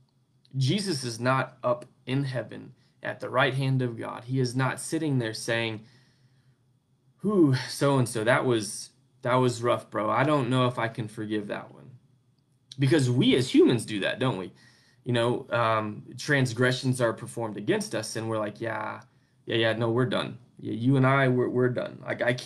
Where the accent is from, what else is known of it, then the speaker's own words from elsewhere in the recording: United States; where I grew up in the United States, where we have this freedom of religion